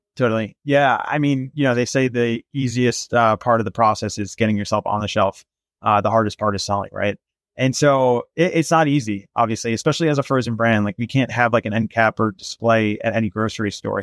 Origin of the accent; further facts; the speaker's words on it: Los Angeles, California, United States; I'm from Los Angeles, and I'm a digital marketer